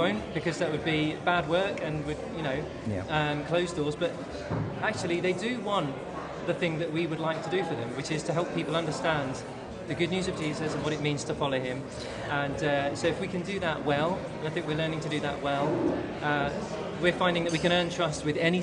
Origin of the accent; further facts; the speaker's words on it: Bournemouth, South West England, United Kingdom; I'm from Bournemouth